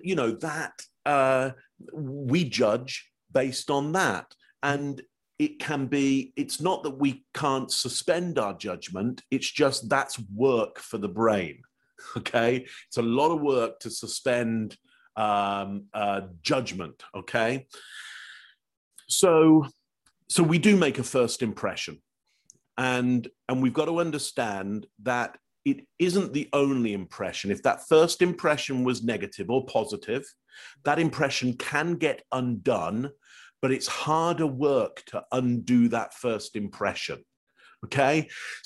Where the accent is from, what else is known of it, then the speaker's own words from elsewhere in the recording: England, United Kingdom; now in Toronto, Canada; Originally, I'm from England.